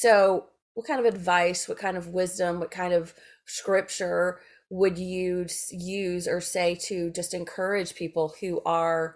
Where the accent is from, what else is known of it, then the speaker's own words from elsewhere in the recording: Memphis, Tennessee, United States; I'm from Memphis